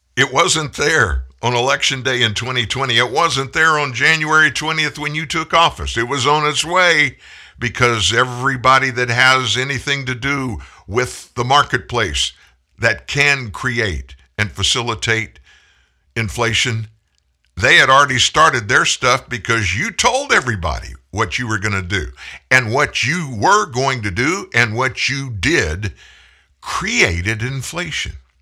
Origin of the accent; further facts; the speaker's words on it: Lafayette, Louisiana, United States; I grew up in Lafayette